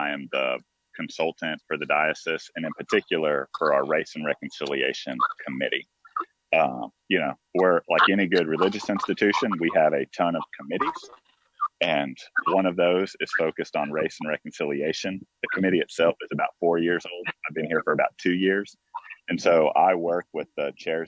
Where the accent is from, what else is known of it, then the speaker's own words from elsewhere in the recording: Fort Worth, Texas, United States; now in South Carolina, United States; growing up in Fort Worth, Texas, which is on the good side of Dallas, Texas, growing up there, my school district was diverse